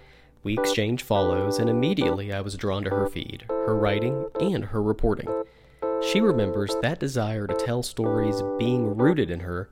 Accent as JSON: {"language": "English", "town": "Augusta", "region": "Georgia", "country": "United States", "tie": "born or raised there", "said": "we have grown up in Augusta"}